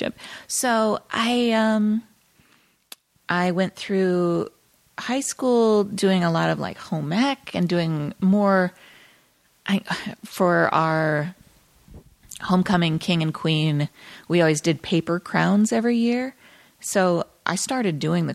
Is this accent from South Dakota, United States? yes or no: yes; South Dakota, United States; moved away as an adult; also born or lived in Okinawa, Japan; now in Los Angeles, United States; I grew up in South Dakota.